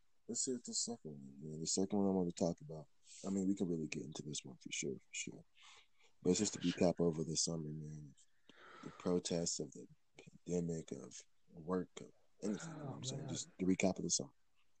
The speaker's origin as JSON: {"language": "English", "region": "Michigan", "country": "United States", "tie": "born or raised there", "moved": "yes", "lives_now": "Colorado Springs, United States", "said": "over there in my hometown, in Michigan"}